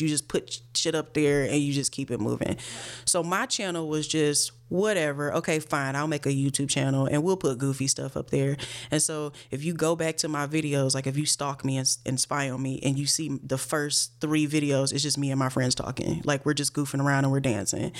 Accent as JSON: {"language": "English", "town": "Cleveland", "region": "Ohio", "country": "United States", "tie": "born or raised there", "also_born_or_lived": "New York", "moved": "yes", "said": "I'm from Cleveland, Ohio, born and raised"}